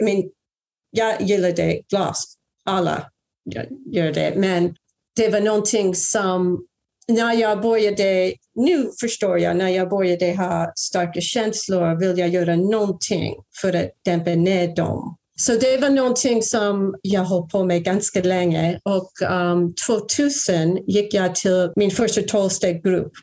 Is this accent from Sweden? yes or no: no; a small suburb in New Jersey, United States; Swedish is a second language; also born or lived in Brooklyn, New York / New York; Jag är ju amerikanska. Uh, jag föddes i Brooklyn i New York 1962. Men jag växte upp i en liten förort i New Jersey